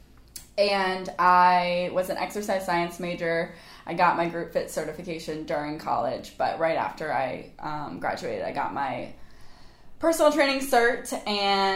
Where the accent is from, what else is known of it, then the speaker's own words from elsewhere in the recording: Charleston, South Carolina, United States; I grew up in Charleston. I went to Bishop England right here on the island.